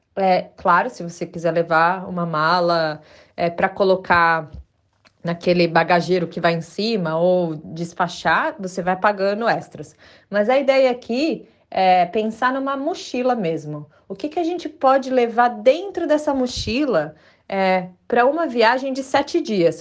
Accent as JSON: {"language": "Portuguese", "country": "Brazil", "also_born_or_lived": "Chile", "first_language": "Portuguese", "moved": "yes", "lives_now": "England, United Kingdom", "said": "porque eu falo português, é a minha língua, né? Porque sou brasileira"}